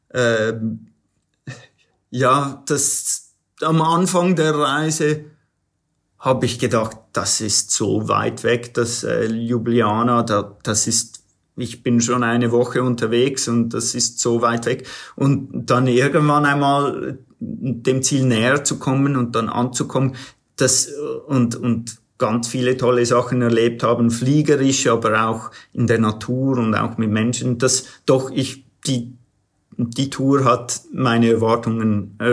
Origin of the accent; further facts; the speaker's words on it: United States; ich bin in den USA aufgewachsen, ich, ich bin zweisprachig aufgewachsen